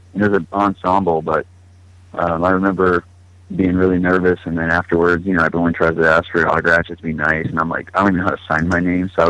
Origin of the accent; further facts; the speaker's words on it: California, United States; also born or lived in Cleveland / Austin / Denver; Well, I was born in Cleveland, Ohio. I moved around from Texas, like Austin area, when I was little, near outskirts of Denver from, like, I don't know, 5, 6, and 7. And then right before I turned 8, I moved to Northern California.